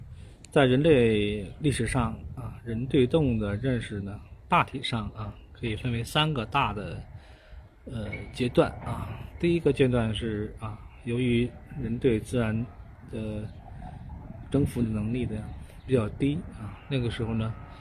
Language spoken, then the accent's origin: Chinese; China; 在我们中国人的文化里面啊，就觉得是呃唯有晦气的这样一种一种鸟类啊。